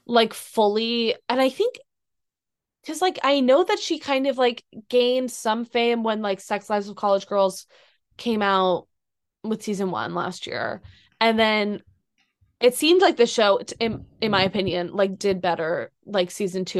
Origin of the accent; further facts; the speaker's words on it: Boston, Massachusetts, United States; I'm from Boston, like, I grew up being a Tom Brady fan.